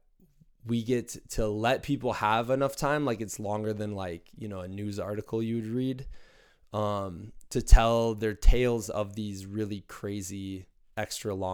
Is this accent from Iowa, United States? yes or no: yes; Muscatine, Iowa, United States; eastern Iowa in my hometown of Muscatine